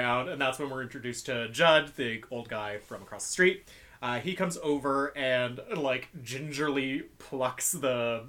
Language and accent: English; East Coast, United States; I mean, I'm from the East Coast, so I know exactly what kind of road it looks like